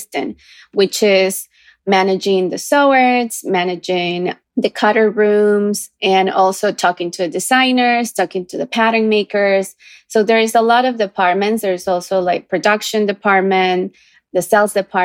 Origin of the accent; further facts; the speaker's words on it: Ecuador; now in New York, United States; I come from a small town